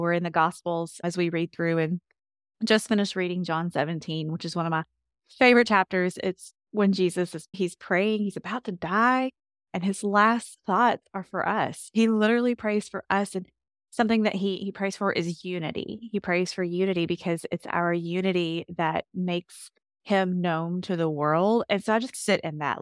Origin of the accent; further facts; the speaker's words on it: Kentucky, United States; I grew up in Kentucky, born and raised, and love my Kentucky home